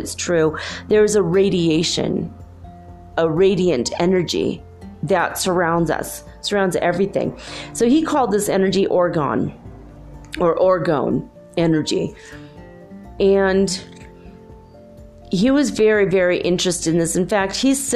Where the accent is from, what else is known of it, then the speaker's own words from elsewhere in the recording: Minnesota, United States; I grew up in Minnesota.